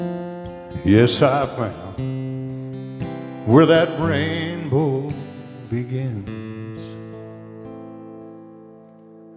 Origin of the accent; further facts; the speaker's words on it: Thompsonville, Illinois, United States; also born or lived in West Frankfort, Illinois; now in Benton, United States; I have a Benton address. I'm from West Frankfort, but really from Thompsonville, all right? I graduated in 1981